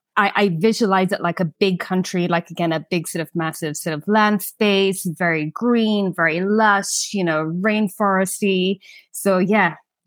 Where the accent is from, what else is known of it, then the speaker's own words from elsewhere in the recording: Kenya; I would say I had a pretty normal childhood. I mean, I think, you know, maybe a lot of people think of Kenya, third world